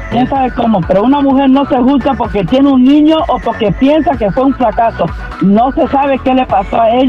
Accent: United States; also born or lived in Spain / Hanover Park, Illinois; Yo soy de aquí, de, es de España, pero criada aquí en Estados Unidos.

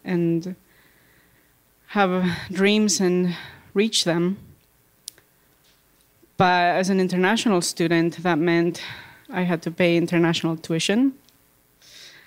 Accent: Bolivia; moved away as an adult; now in United States; I grew up in Bolivia.

